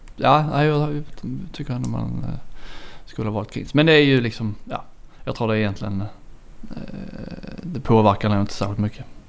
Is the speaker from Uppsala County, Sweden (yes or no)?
no; Kristianstad, Skåne, Sweden; jag är från Kristianstad